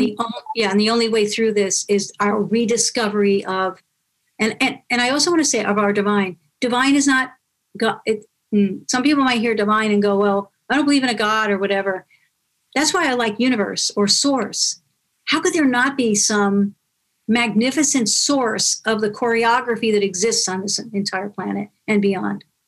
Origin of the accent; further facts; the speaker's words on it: New York, United States; now in California, United States; I'm from New York, but I'm living in, in California now